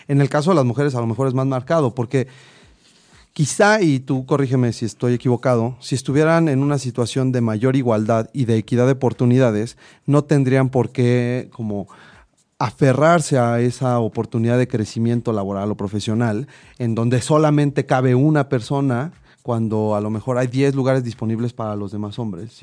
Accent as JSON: {"language": "Spanish", "country": "Mexico"}